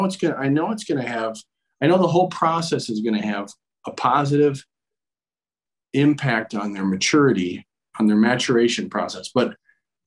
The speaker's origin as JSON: {"language": "English", "region": "Minnesota", "country": "United States", "tie": "born or raised there", "said": "I grew up in Minnesota, small river town kid right on the Mississippi, and decided to stay home and play for the Gophers"}